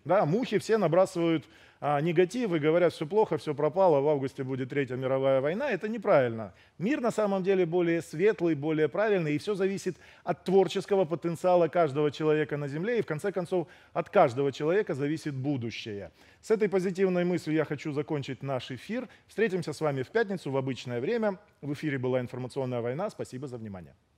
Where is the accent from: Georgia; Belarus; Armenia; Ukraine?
Ukraine; я сам украинец